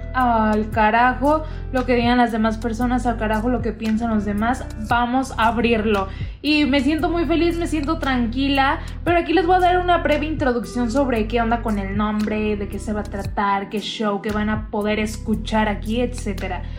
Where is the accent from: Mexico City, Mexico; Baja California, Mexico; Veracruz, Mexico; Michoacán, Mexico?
Michoacán, Mexico; Tangamandapio; soy de Tangamandapio, Michoacán